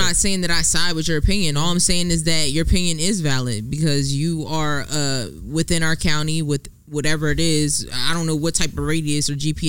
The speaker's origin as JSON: {"language": "English", "town": "Willingboro", "region": "New Jersey", "country": "United States", "said": "So if I chime in, I'm from Willimboro."}